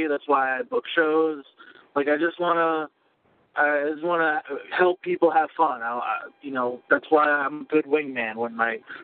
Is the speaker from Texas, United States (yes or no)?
no; Long Island, New York, United States; As a Long Islander